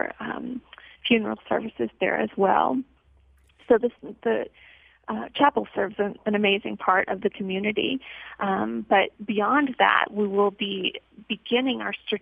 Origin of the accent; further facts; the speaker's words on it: New Orleans, Louisiana, United States; moved away as an adult; now in Texas, United States; I'm originally from New Orleans